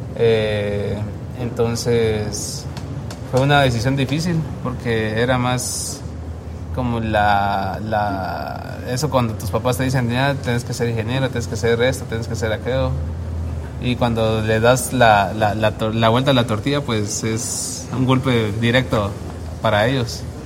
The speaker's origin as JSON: {"language": "Spanish", "country": "Guatemala"}